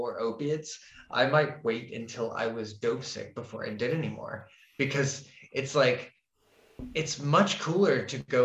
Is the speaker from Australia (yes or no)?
no; Florida, United States; moved away as an adult; now in Scandinavia; I grew up in Florida